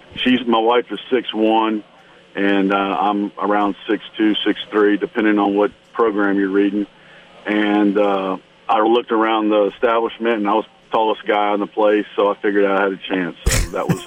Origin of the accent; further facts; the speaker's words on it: Baton Rouge, Louisiana, United States; I grew up in Baton Rouge and went to Catholic high school